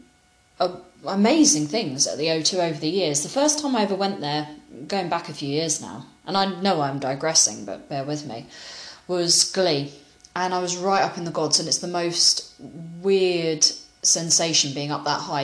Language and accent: English; United Kingdom; you might be able to tell from my accent, I'm British.